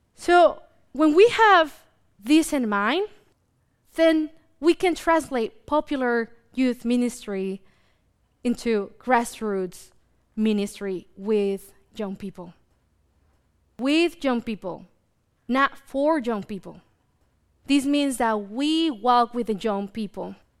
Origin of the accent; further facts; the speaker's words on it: Mexico; now in United States; me growing up in Mexico